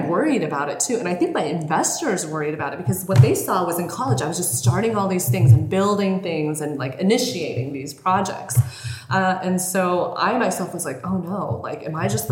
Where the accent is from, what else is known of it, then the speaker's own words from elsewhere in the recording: Colorado, United States; moved away as an adult; also born or lived in Bay Area; now in Los Angeles, United States; When I was growing up in Colorado, we were like super poor